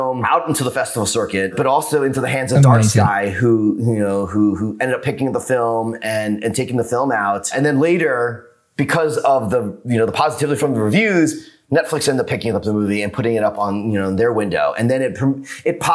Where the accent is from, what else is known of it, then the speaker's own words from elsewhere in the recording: New York, United States; now in Los Angeles, United States; I'm from New York and now living